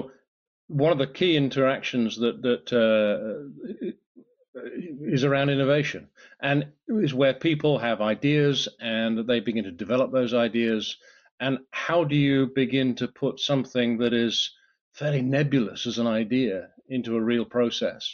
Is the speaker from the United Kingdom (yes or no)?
yes; United Kingdom; moved away as an adult; now in France; I'm a Brit, as you can probably tell by my accent